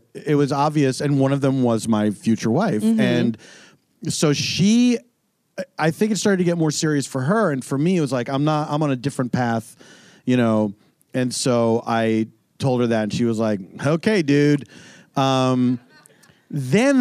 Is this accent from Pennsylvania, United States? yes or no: yes; Philadelphia, Pennsylvania, United States; moved away as an adult; also born or lived in Los Angeles / New York; I grew up in Philadelphia